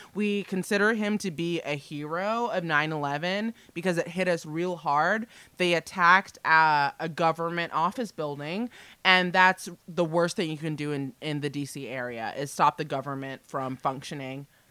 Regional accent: Arlington, Virginia, United States; born and raised in Arlington, Virginia

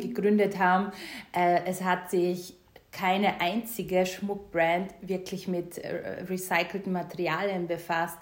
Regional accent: Styria, Austria; ich komme ja ähm, aus der Steiermark. Beide, beide Elternteile haben einen Bauernhof zu Hause.

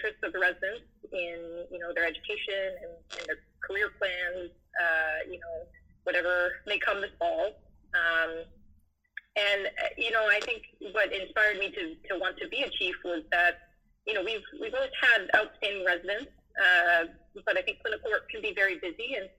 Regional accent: Wisconsin, United States; now in Chicago, United States; I came from Wisconsin. I've always wanted to live in the big city of Chicago

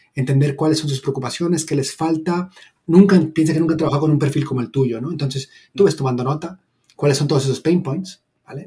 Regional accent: Mexico; moved away as an adult; now in Barcelona, Spain; soy originalmente de México

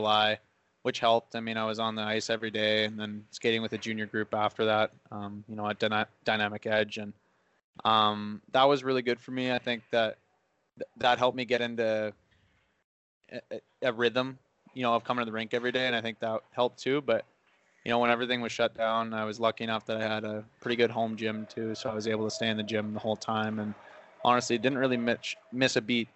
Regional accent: West Kelowna, British Columbia, Canada; also born or lived in Surrey, British Columbia; now in Trail, Canada; my hometown of West Kelowna

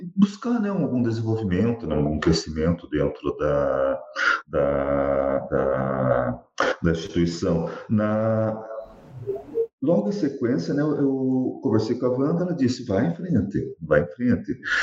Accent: Curitiba, Paraná, Brazil; eu sou nascido né, em, em, Curitiba, nasci em Curitiba

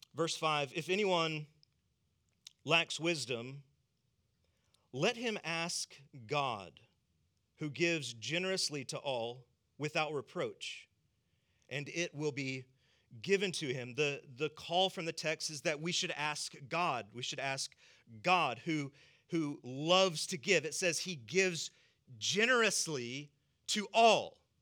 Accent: the South, United States; I'm from the South

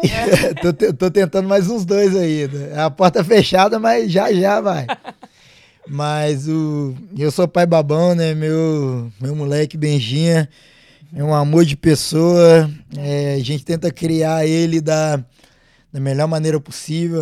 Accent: Minas Gerais, Brazil; moved away; eu sou de Minas, cresci atleticano

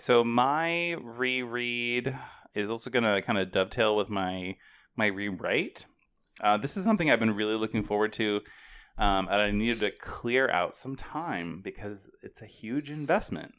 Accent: Portland, Oregon, United States; now in Ohio, United States; I grew up in the Portland, Oregon area

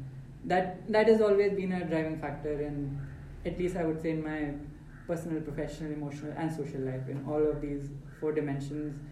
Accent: Faridabad, Haryana, India; also born or lived in Lucknow, India; I was born in Lucknow, but did not stay there too long. Then family moved to Faridabad, which were my formative years

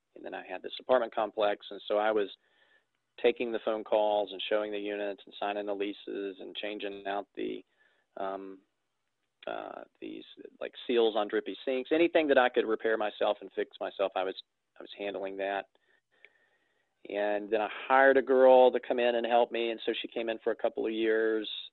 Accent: Florence, Alabama, United States; I am based in Florence, Alabama, uh, the Florence Muscle Shoals market. I've uh, born and bred here, been here for 36 years

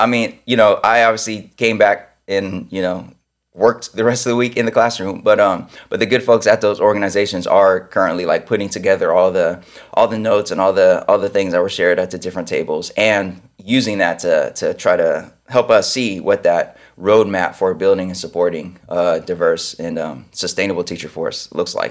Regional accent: Sacramento, California, United States; moved away; I grew up in Sacramento

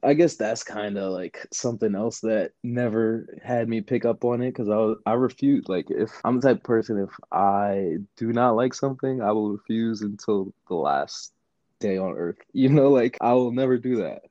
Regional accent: New York City, New York, United States; also born or lived in Jersey City, New Jersey; now in California, United States; I'm from Queens. Mm. I grew up in Queens.

